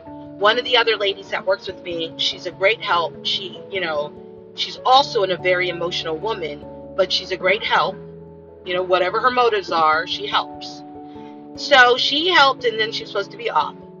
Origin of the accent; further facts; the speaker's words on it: United States; I'm American.